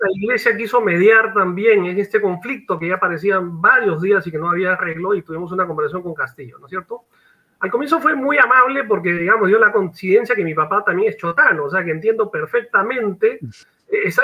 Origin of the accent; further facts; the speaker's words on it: Peru; como peruano